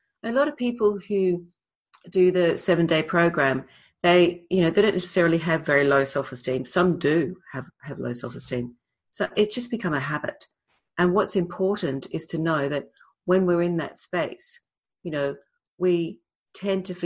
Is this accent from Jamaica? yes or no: no; Australia; moved away as an adult; also born or lived in Britain / London; I'm Australian, I lived in Britain for a long time. We're Aussies